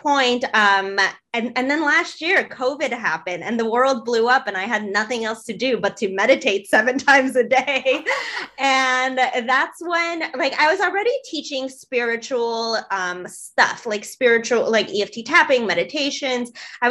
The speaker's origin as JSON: {"language": "English", "town": "Chicago", "region": "Illinois", "country": "United States", "tie": "born or raised there", "said": "I am actually in my hometown right now in Chicago"}